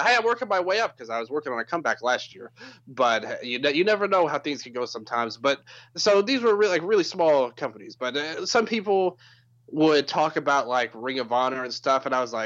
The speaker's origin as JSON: {"language": "English", "town": "Memphis", "region": "Tennessee", "country": "United States", "tie": "born or raised there", "said": "where I grew up, I mentioned I'm from Memphis"}